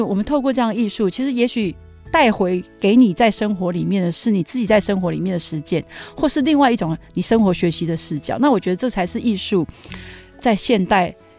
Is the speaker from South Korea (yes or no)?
no; Taipei, Taiwan; 我自己在台北长大，我对台北是非常有情感的